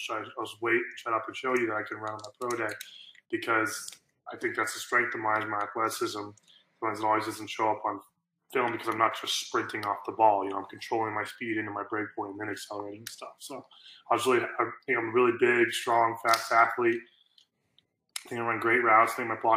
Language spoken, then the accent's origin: English; Norman, Oklahoma, United States; I grew up in Norman.